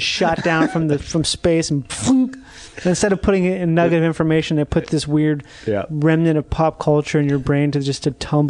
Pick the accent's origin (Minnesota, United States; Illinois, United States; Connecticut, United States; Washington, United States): Minnesota, United States; Rochester; Rochester, Minnesota.